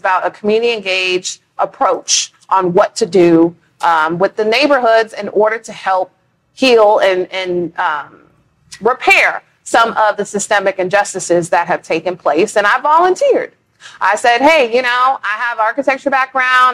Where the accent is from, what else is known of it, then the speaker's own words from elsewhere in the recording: Bay Area, California, United States; moved away as an adult; now in Houston, United States; I'm originally from California, from the Bay Area.